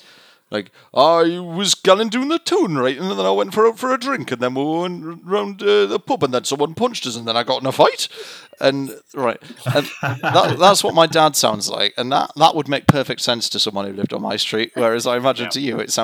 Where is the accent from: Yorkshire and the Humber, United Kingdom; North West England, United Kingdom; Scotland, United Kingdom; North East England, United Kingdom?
North East England, United Kingdom; Newcastle upon Tyne; accent: Geordie; so I'm from a part of England called Newcastle, and if you're from Newcastle, you're called a Geordie